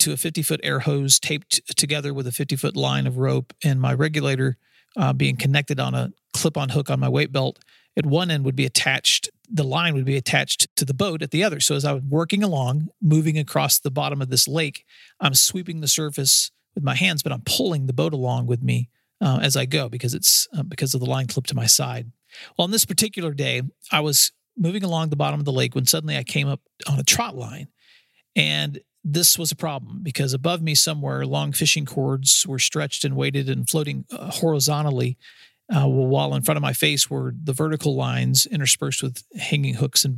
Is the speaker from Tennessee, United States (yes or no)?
yes; West Tennessee, United States; in the Kentucky Lake area, where I grew up in West Tennessee.